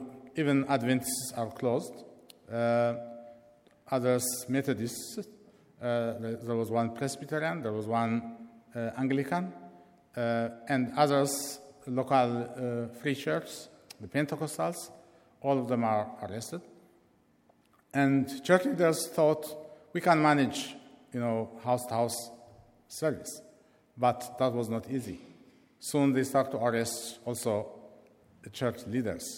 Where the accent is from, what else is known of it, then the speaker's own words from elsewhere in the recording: Eritrea; now in London, United Kingdom; I am from Eritrea